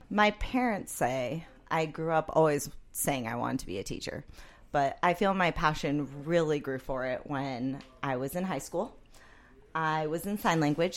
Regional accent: San Clemente, California, United States; I grew up in San Clemente, which, if you know the city, it's basically as far as you get in Orange County

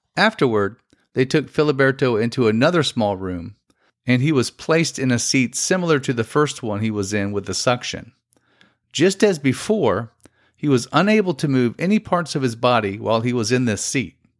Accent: Florida, United States; I'm from Florida and was living here at that time

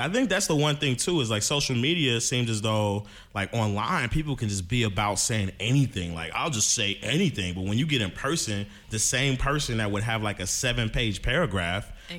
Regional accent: Ohio, United States; I'm from Ohio.

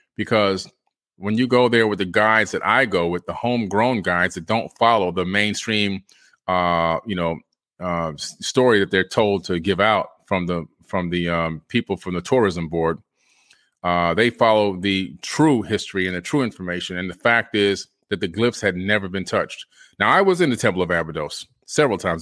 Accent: Florida, United States; me being a Floridian in the United States of America

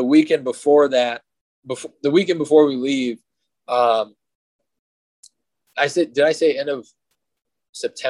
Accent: Northern Minnesota, United States; growing up in Northern Minnesota

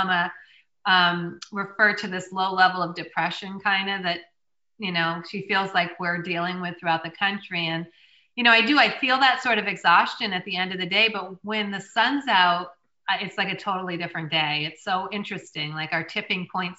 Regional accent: the North, United States; I'm from the North

